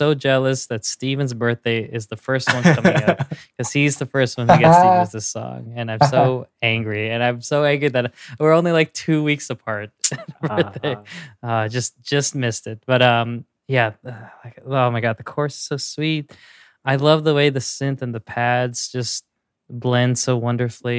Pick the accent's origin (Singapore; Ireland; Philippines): Philippines; as a Filipino